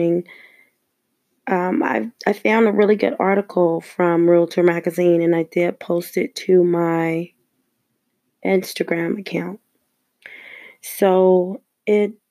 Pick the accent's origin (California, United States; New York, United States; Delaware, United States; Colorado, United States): California, United States; Los Angeles; I was born and raised in Los Angeles, California